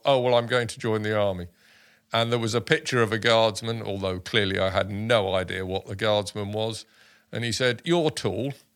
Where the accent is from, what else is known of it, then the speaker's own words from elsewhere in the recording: Dorking, South East England, United Kingdom; also born or lived in Sussex / Kent; I was born in, uh, Dorking, uh, in Surrey.